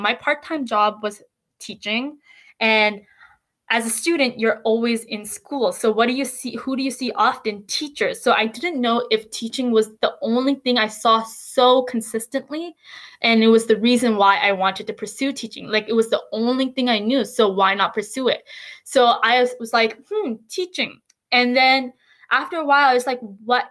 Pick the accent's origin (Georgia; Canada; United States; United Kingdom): Canada; as Canadian students